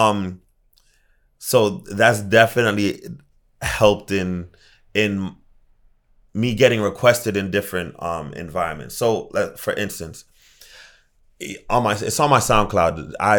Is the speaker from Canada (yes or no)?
no; Jamaica; I'm Jamaican.